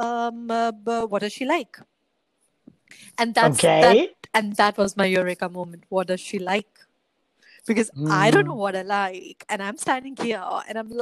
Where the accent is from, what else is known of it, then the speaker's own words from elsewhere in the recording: Jammu and Kashmir, India; I'm in India right now, and I'm up north at my hometown, which is Jammu Kashmir.